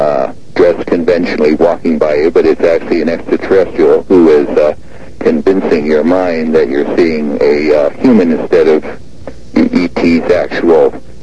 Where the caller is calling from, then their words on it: Seattle, Washington, United States; Seattle, Washington.